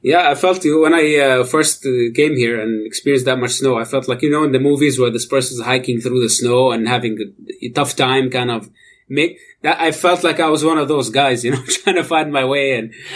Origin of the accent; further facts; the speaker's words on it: Amman, Amman Governorate, Jordan; moved away as an adult; now in Canada; I, I, was born and raised in Amman, Jordan